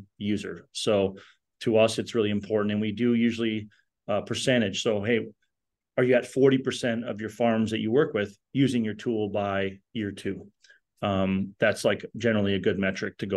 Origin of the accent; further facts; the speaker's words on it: Fargo, North Dakota, United States; we're from Fargo, North Dakota